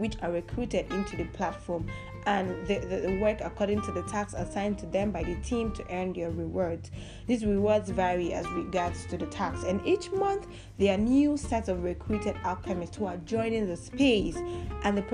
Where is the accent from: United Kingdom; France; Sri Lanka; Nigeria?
Nigeria; I'm from Nigeria